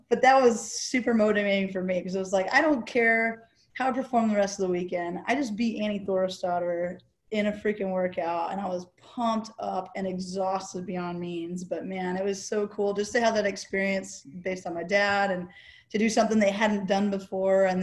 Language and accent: English; Camp Pendleton, California, United States; born there; holy crap, that's where I was born on the Marine Corps base, you know?